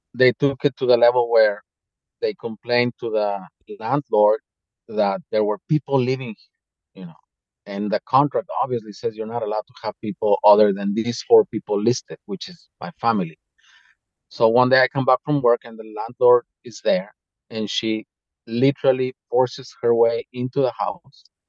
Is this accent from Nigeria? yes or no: no; Mexico; now in Slovakia; going back to mexico